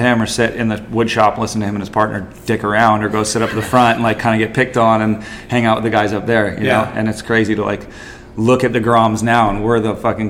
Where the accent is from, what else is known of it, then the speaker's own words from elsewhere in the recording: Surfside, California, United States; Yeah, so I grew up in Surfside